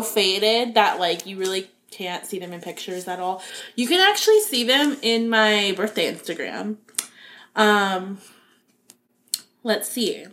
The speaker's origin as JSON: {"language": "English", "region": "Florida", "country": "United States", "tie": "born or raised there", "said": "I grew up in Florida and like only wore flip flops"}